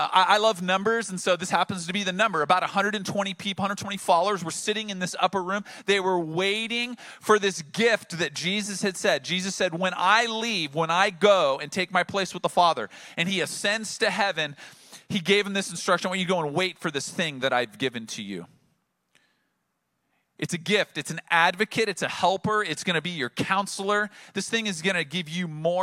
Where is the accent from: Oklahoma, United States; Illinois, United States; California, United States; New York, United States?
California, United States; Oceanside; I'm multiple generations from Oceanside, from this region, and there I sat in downtown Oceanside, the place that my grandfather had graduated from high school, and my parents had graduated from high school, and my wife and I had graduated from high school